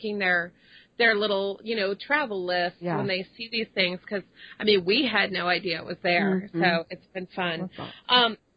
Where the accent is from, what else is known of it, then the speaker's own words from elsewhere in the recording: Dallas, Texas, United States; moved away as an adult; also born or lived in Hartford, Connecticut; I grew up in Dallas